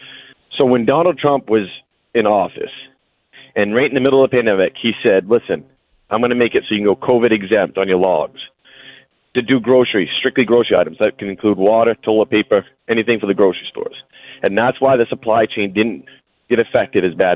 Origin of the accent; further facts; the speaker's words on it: Maine, United States; I'm from Maine, and I do flatbed hauling